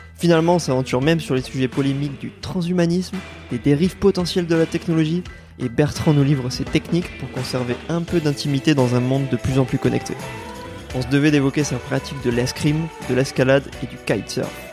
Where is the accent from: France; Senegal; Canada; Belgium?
France; Bordeaux, Nouvelle-Aquitaine; also born or lived in Nantes / Paris; je suis rentré à Bordeaux après, euh, plusieurs années à l'étranger